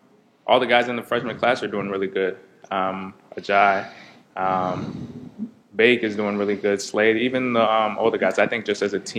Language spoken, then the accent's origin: English; Canada; now in United States; Being Canadian